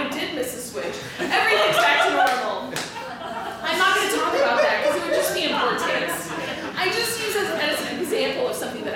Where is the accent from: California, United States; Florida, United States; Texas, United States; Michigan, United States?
Texas, United States; Dallas; I'm from Dallas